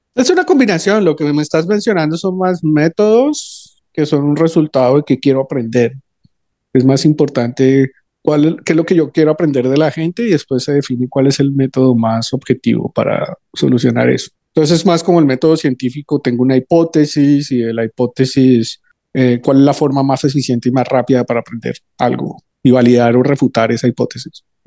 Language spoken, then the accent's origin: Spanish; Colombia; moved away as an adult; volví a Colombia, que es de donde soy